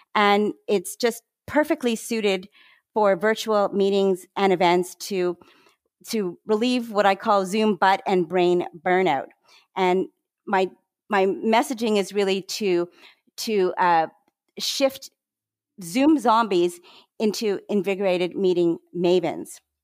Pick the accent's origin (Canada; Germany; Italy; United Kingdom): Canada; moved away as an adult; also born or lived in Toronto, Canada / Vancouver, Canada / Montreal, Canada; now in Maryland, United States; I'm Canadian. I'm now a dual citizen, actually